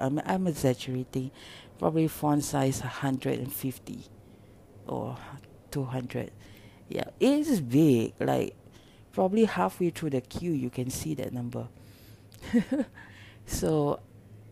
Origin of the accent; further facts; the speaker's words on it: Singapore; I'm from Singapore